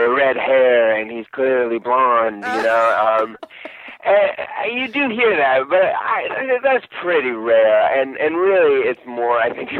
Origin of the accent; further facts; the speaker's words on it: East Bay, California, United States; I grew up in the East Bay, so I live very close to where I grew up. And I've lived in California my whole life, basically.